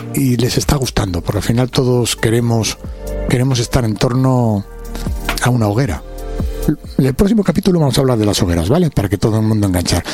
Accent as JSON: {"language": "Spanish", "town": "Alcobendas", "region": "Community of Madrid", "country": "Spain", "said": "vengo de Alcobenda"}